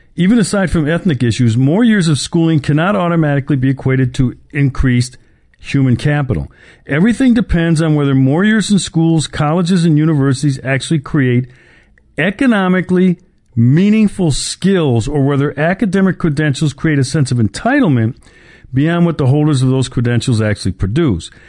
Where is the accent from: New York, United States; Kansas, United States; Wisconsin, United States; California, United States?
Wisconsin, United States; my home state of Wisconsin